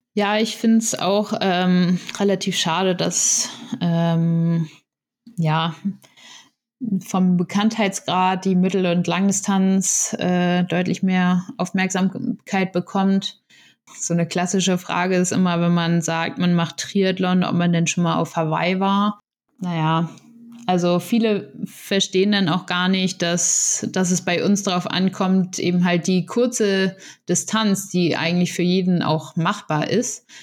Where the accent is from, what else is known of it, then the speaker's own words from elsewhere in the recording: Itzehoe, Schleswig-Holstein, Germany; moved away as an adult; now in Potsdam, Germany; ich fahre gern mal zu meiner Familie wieder nach Itzehoe zum, in meine Heimat